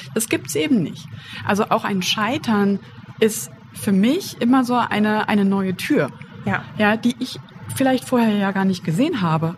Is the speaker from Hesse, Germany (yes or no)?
yes; Wiesbaden, Hesse, Germany; Ich komme ja aus Wiesbaden